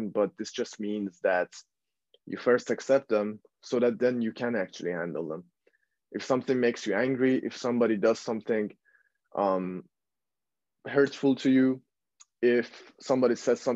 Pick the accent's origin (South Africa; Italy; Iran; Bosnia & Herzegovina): Iran; now in Netherlands; I was born and raised in Iran